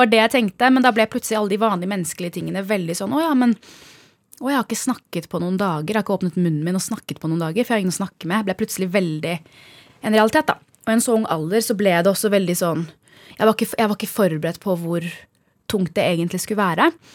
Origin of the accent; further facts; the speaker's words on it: Norway; moved away as an adult; also born or lived in Bærum / United States; Vi kommer fra Norge